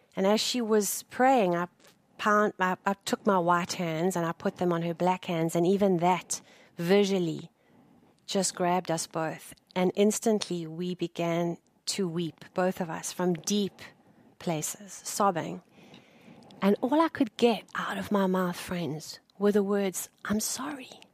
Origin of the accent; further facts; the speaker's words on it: South Africa; moved away as an adult; I am South African uh, by birth, and I left my home country two years ago